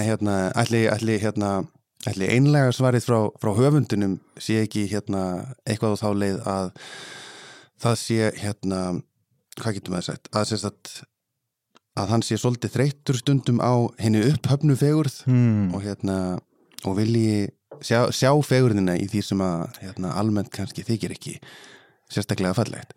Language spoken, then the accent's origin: Icelandic; Ísafjörður, Westfjords, Iceland; ég er alveg upp á Ísafjörði